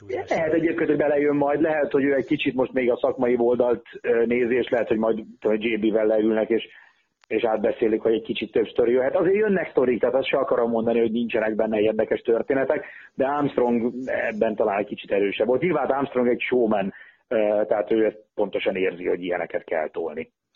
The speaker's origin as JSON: {"language": "Hungarian", "country": "Hungary", "said": "mi magyarok vagyunk"}